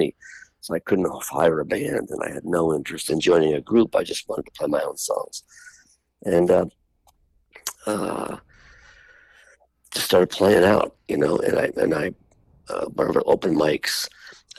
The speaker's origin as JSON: {"language": "English", "town": "Buffalo", "region": "New York", "country": "United States", "tie": "born or raised there", "moved": "as an adult", "said": "I grew up in Buffalo."}